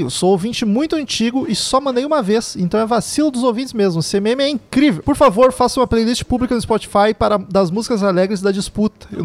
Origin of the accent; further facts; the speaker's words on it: São Paulo, Brazil; Sim, sou paulista, mas não espalho.